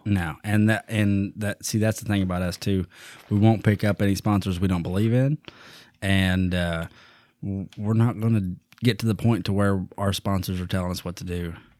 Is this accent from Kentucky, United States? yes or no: yes; Eastern Kentucky, United States; I come from Eastern Kentucky